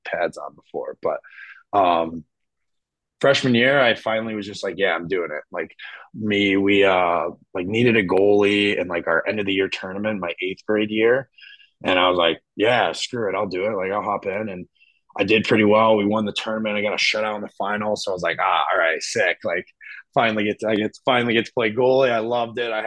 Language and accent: English; Petoskey, Michigan, United States; I'm from Petoskey, Michigan